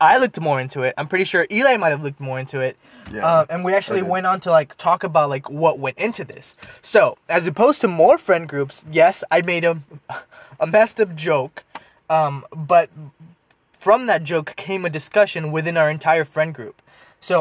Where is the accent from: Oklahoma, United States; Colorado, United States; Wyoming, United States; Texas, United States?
Texas, United States; Deep South; I'm also from Texas and was raised in Texas